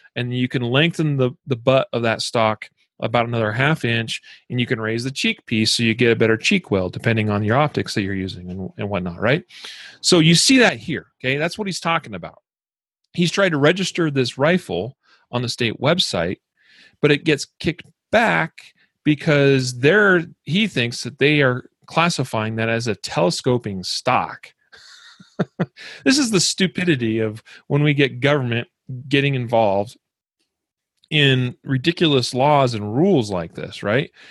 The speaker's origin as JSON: {"language": "English", "region": "Idaho", "country": "United States", "tie": "born or raised there", "said": "my home state of Idaho"}